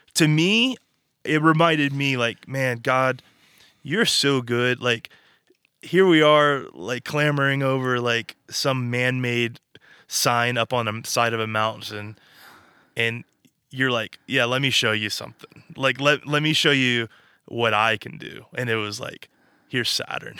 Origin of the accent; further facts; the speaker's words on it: Arkansas, United States; moved away as an adult; now in California, United States; we're from Arkansas